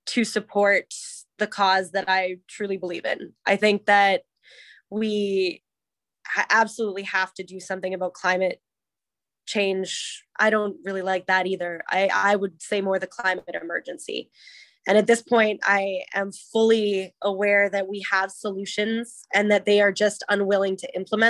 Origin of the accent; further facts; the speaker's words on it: Canada; I am incredibly Canadian